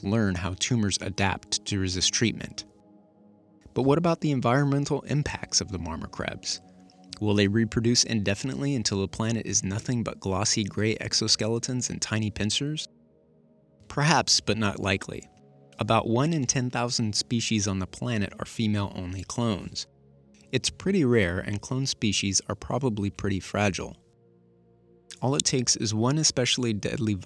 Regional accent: Fairfield, California, United States; grew up in Fairfield, California, right next to a small creek that ran through a field.

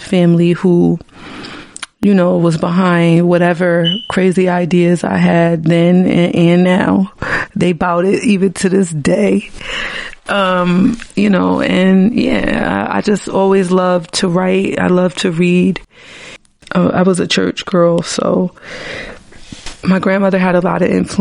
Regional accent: New Haven, Connecticut, United States; I'm from New Haven, Connecticut

